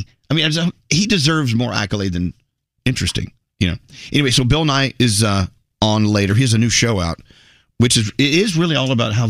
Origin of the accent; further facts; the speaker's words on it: India; Oh my gosh, I'm Indian.